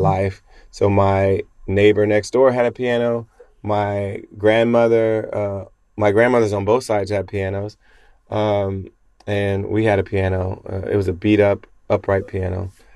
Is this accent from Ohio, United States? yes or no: yes; Springfield, Ohio, United States; I grew up in the Pentecostal church in Springfield, Ohio.